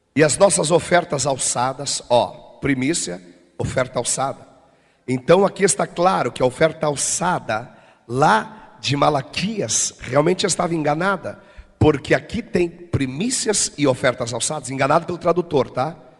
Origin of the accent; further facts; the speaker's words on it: Rio Grande do Sul, Brazil; Eu sou gaúcho